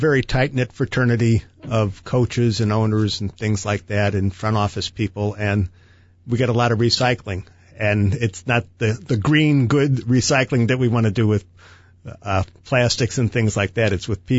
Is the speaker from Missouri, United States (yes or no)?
yes; St. Louis, Missouri, United States; when I was growing up in St. Louis